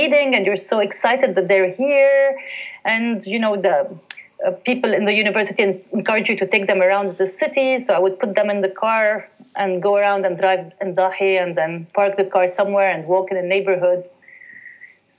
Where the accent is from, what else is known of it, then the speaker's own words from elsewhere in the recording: Haret Hreik, Dahiye, Beirut, Mount Lebanon, Lebanon; I was born in Hari Tahrik and raised there